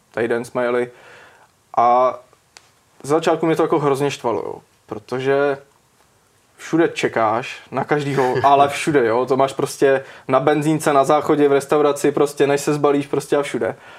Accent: Čáslav, Central Bohemian Region, Czechia; jsem z Čáslavy a studoval jsem střední v Kutný hoře

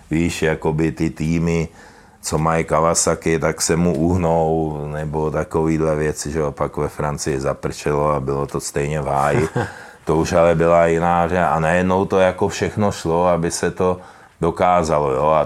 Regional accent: Czechia; Můžu tím něčeho dosáhnout jako my jsme z Čech

